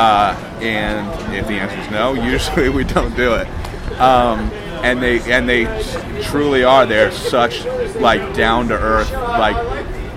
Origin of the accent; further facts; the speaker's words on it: Hartford, Connecticut, United States; moved away as an adult; now in Boston, United States; I grew up in the Hartford area